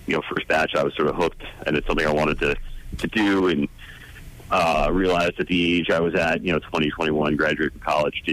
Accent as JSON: {"language": "English", "region": "New Jersey", "country": "United States", "tie": "born or raised there", "also_born_or_lived": "New York City", "said": "I'm originally born and raised in New Jersey"}